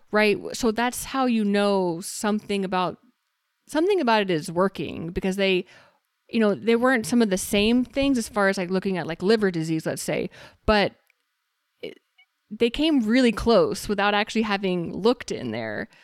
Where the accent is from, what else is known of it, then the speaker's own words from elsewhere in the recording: Texas, United States; now in Arizona, United States; I'm originally from Texas